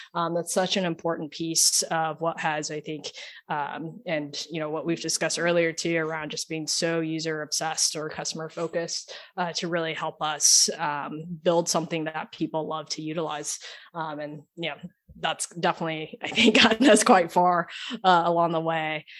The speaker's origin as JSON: {"language": "English", "region": "Oklahoma", "country": "United States", "also_born_or_lived": "Silicon Valley / Sydney", "moved": "yes", "said": "I'm from Oklahoma, not really the most, you know, tech forward state that you think of initially"}